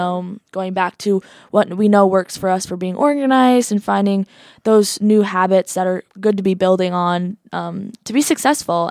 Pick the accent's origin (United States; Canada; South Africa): United States; Iowa City, Iowa; I'm from Iowa City, Iowa.